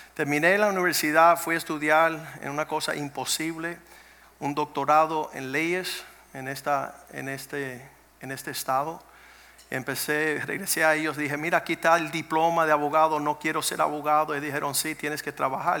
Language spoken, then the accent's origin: Spanish; Cuba; moved away; venimos de Cuba